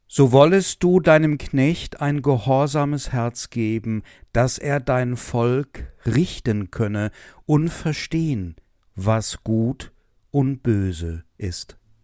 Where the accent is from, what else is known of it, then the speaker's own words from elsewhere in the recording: Essen, North Rhine-Westphalia, Germany; now in Westerwald, Germany; Ich komme aus der Stadt, aus der Stadt Essen.